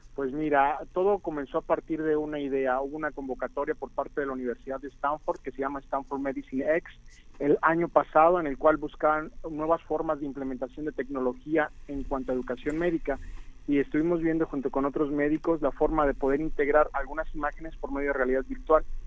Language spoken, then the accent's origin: Spanish; Mexico; todos los demás somos mexicanos